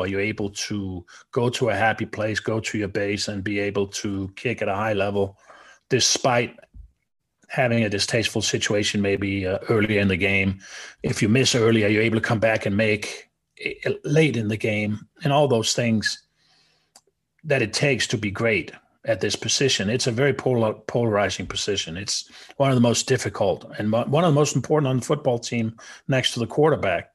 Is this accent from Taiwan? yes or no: no; Denmark; now in United States